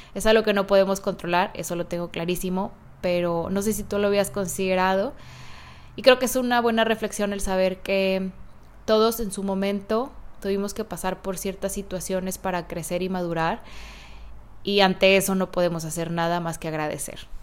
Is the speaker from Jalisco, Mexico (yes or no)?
yes; Guadalajara, Jalisco, Mexico; moved away; Hace 35 años nací en Guadalajara, Jalisco